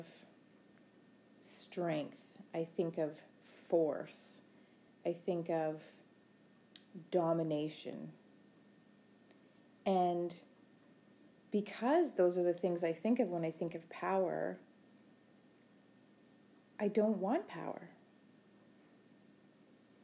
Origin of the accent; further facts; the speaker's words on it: Rocky Bay First Nation, Ontario, Canada; I'm from Rocky Bay First Nation